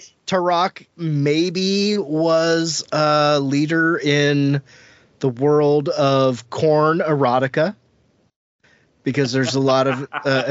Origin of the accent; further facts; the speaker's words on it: Ohio, United States; I'm from Ohio.